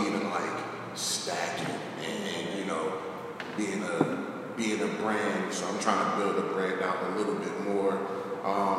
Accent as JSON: {"language": "English", "town": "Newark", "region": "New Jersey", "country": "United States", "tie": "born or raised there", "said": "I'm from Newark. I'm a Newark native"}